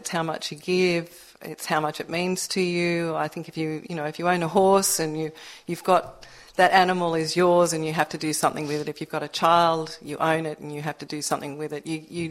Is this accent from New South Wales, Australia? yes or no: yes; Narrabeen, New South Wales, Australia; I live in Narrabeen, born and bred.